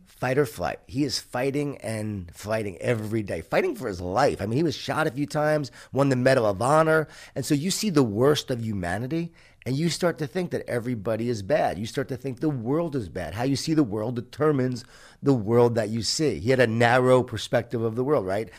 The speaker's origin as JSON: {"language": "English", "area": "Long Island", "region": "New York", "country": "United States", "tie": "born or raised there", "said": "I grew up in Lo-, Long Island, New York, a Jewish Italian family"}